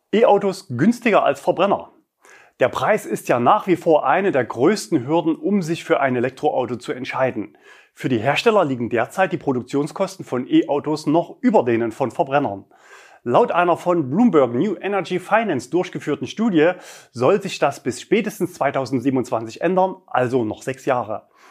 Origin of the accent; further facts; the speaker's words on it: Leipzig, Saxony, Germany; in Leipzig, also meiner Heimatstadt